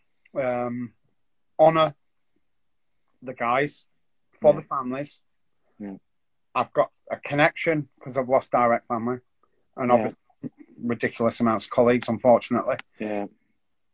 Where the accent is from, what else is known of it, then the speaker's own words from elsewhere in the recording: Yorkshire and the Humber, United Kingdom; as a Yorkshireman